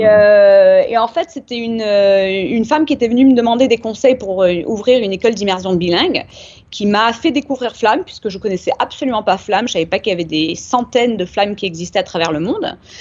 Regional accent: Nîmes, Occitania, France; also born or lived in Uchaud; now in San Diego, United States; je suis née à Nîmes. d'un papa américain

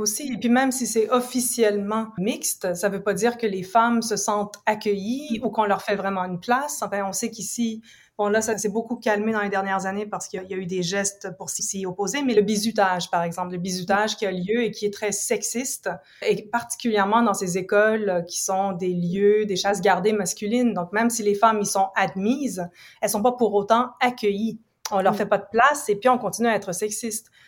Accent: Ontario, Canada; moved away as an adult; also born or lived in United States / England / Quebec; now in Montreal, Canada; je viens pas d'ici, je suis grandie en Ontario, donc je suis franco-ontarienne.

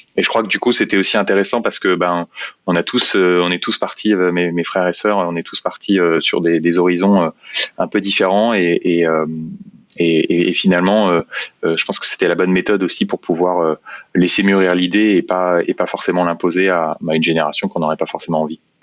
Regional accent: Meaux, Île-de-France, France; je suis originaire de Meaux, en Seine-et-Marne

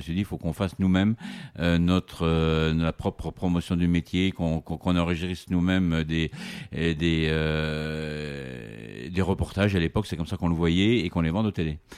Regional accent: Vendée, Pays de la Loire, France; chez moi en Vendée

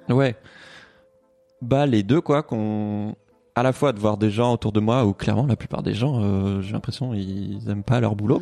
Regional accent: Toulouse, Occitania, France; now in Paris, France; moi j'ai grandi à Toulouse

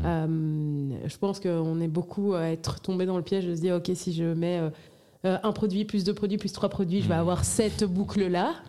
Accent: Brussels, Brussels-Capital Region, Belgium; j'ai grandi à Bruxelles

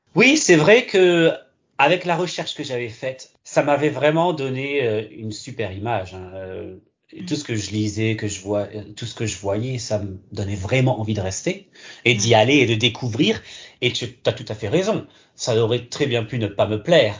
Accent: Alsace, Grand Est, France; also born or lived in Gironde, France; now in Sydney, Australia; je viens, en fait, de France, en Alsace. Je suis né en Gironde, par contre.

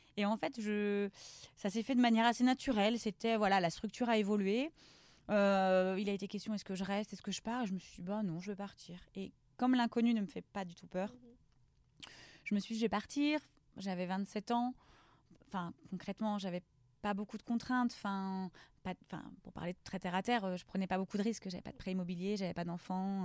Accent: Lorient, Brittany, France; je suis originaire de Lorient. Mhm. j'ai grandi dans le quartier de Merville

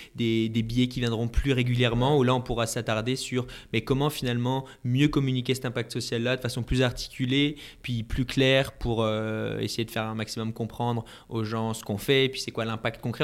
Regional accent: France; now in Montreal, Canada; je suis français

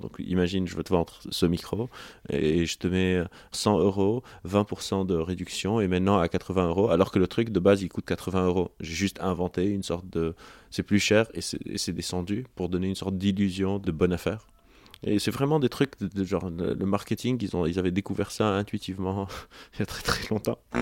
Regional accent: Lebanon; moved away; j'ai grandi au Liban

